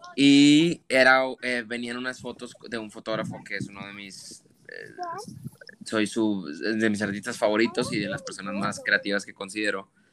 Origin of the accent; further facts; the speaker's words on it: Monterrey, Nuevo León, Mexico; first language Spanish; moved away as an adult; yo crecí en Monterrey